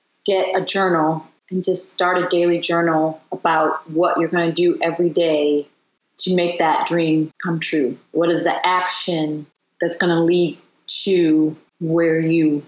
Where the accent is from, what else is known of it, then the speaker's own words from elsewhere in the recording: United States; also born or lived in London; being an American, you know, when I did live in London and I moved home